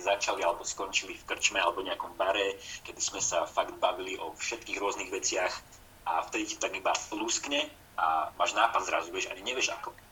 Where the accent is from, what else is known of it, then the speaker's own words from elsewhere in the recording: Slovakia; moved away as an adult; now in Trnava, Slovakia; u nás v Tatrach